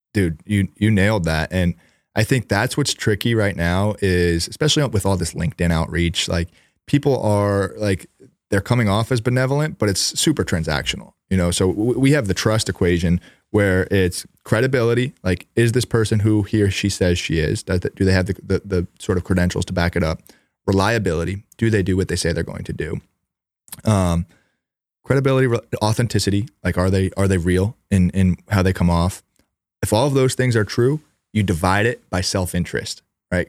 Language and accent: English; New York, United States; We grew up in New York.